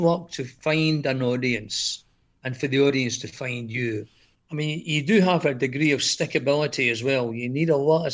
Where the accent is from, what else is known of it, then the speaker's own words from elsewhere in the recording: Scotland, United Kingdom; moved away as an adult; now in Greece; I'm from Scotland, as you can tell by the accent